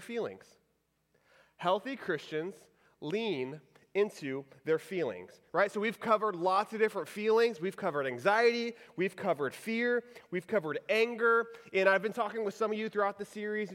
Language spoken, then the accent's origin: English; Houston, Texas, United States; So I grew up in Texas. I grew up in the Houston area.